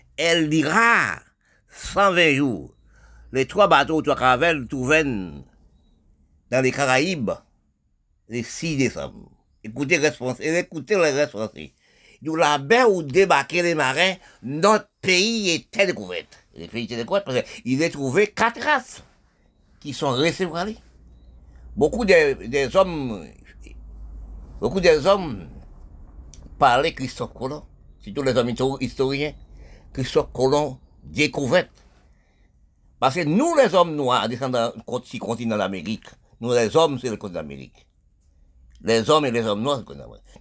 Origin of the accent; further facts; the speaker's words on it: Haiti; mon pays Haïti